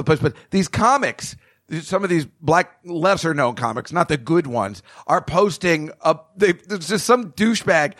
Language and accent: English; New Jersey, United States; I'm a guy from Jersey